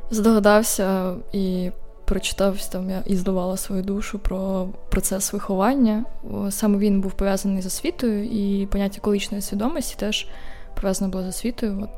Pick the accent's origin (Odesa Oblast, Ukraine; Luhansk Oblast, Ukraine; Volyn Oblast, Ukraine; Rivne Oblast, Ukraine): Rivne Oblast, Ukraine; Rivne; із Рівного.